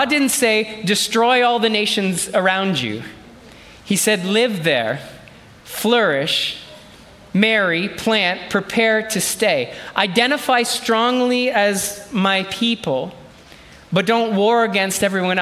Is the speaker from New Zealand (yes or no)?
no; Canada; I was born in this country, so I'm truly Canadian through and through.